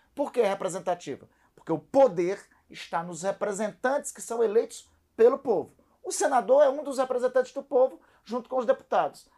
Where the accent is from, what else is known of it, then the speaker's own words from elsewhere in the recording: Amapá, Brazil; also born or lived in Brasília; nós estamos aqui em São Paulo, eu sou do Amapá